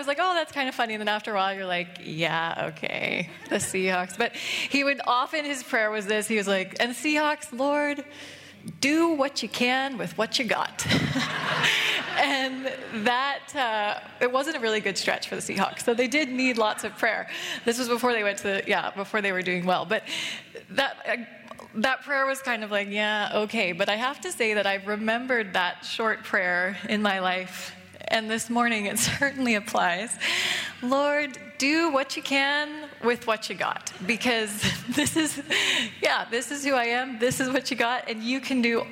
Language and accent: English; United States; moved away as an adult; also born or lived in Seattle; now in Canada; I'm American